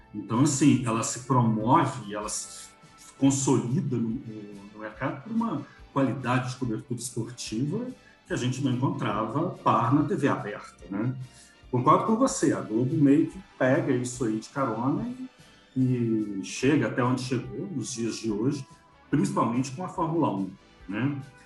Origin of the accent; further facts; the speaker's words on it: Belo Horizonte, Minas Gerais, Brazil; em B H, nós tínhamos um sinal de captação da Band